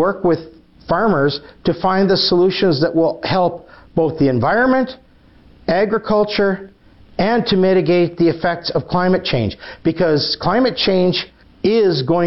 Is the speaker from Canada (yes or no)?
yes; Weyburn, Saskatchewan, Canada; I grew up in Weyburn